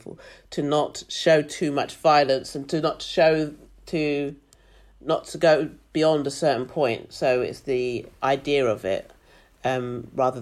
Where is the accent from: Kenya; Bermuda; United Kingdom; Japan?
United Kingdom; London; moved away as an adult; also born or lived in Brighton; now in Australia; being black, growing up in London, moving to Brighton, living in Australia, have all shaped who I am